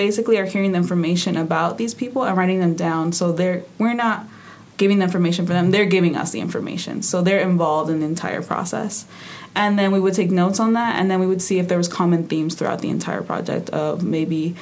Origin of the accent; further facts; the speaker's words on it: San Francisco, California, United States; moved away as an adult; also born or lived in Midwest; now in Rochester, United States; I'm originally from San Francisco, California. I've lived there for like 20-something years